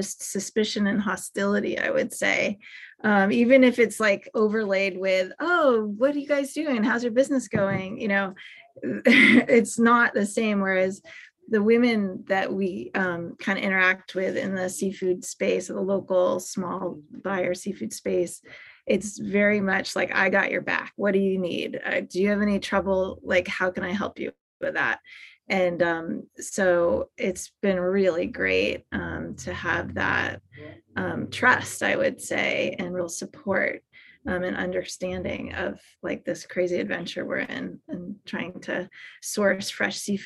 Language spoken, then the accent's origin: English; Boston, Massachusetts, United States; moved away as an adult; also born or lived in Los Angeles / Santa Barbara; I grew up in Boston and just was captivated by tide pools at the beach. And I came out to LA for college